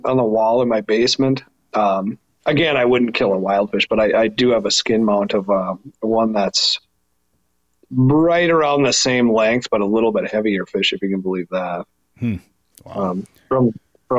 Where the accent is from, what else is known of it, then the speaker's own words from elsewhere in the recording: Two Harbors, Minnesota, United States; I grew up in Two Harbors on the North Shore of Lake Superior